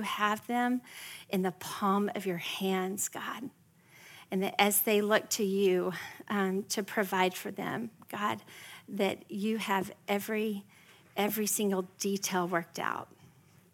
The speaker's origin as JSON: {"language": "English", "region": "West Texas", "country": "United States", "tie": "born or raised there", "lives_now": "Frisco, Texas, United States", "said": "I'm not just from Texas, I'm from West Texas"}